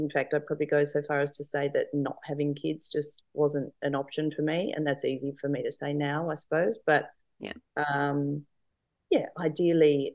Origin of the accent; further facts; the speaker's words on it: Adelaide, South Australia, Australia; moved away as an adult; also born or lived in Townsville / Darwin / Sydney; now in Sunshine Coast, Australia; I was born in Adelaide. Mm-hmm. And went to school and uni in Adelaide